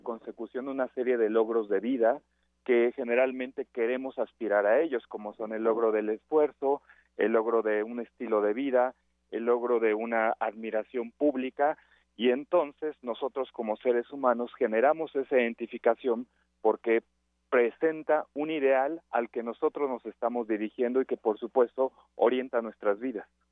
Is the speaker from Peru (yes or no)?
no; Mexico; como mexicanos